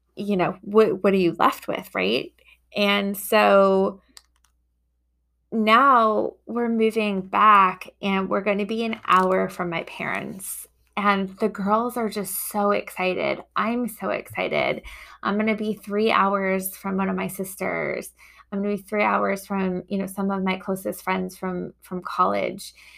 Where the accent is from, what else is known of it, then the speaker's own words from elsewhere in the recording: New York, United States; also born or lived in Boston; now in Chicago, United States; I grew up in New York